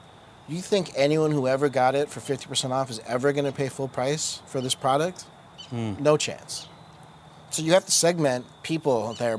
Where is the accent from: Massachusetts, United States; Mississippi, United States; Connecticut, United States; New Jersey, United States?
New Jersey, United States; also born or lived in India; As a kid, immigrant, I was born in India. I know earlier we said born and raised in Jersey.